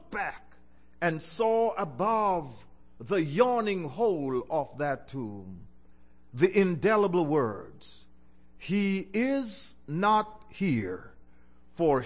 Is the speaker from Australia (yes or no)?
no; Jamaica; I was born in Jamaica